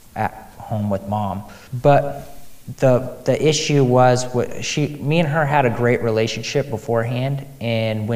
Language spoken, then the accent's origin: English; Des Moines, Iowa, United States; I grew up in the Des Moines area most of my life